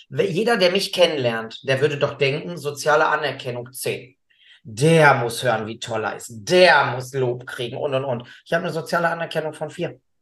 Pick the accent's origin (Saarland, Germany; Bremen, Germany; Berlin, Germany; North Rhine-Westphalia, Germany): North Rhine-Westphalia, Germany; Gelsenkirchen; bei uns in Gelsenkirchen